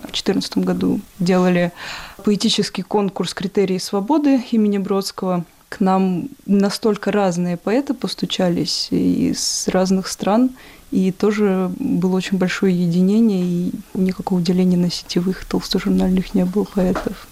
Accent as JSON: {"language": "Russian", "town": "Ryazan", "region": "Ryazan Oblast", "country": "Russia", "tie": "born or raised there", "moved": "as an adult", "lives_now": "Saint Petersburg, Russia", "said": "я сама родом из Рязани, и участвовала во всяких сверхкамерных фестивалях в Рязани"}